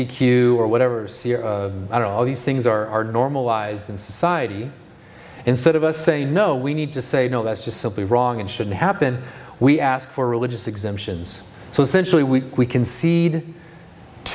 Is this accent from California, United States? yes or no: yes; California, United States; moved away; I grew up in California